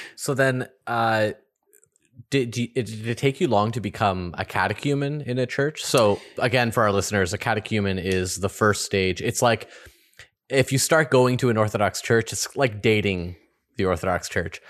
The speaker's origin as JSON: {"language": "English", "country": "Canada", "said": "I'm culturally Canadian"}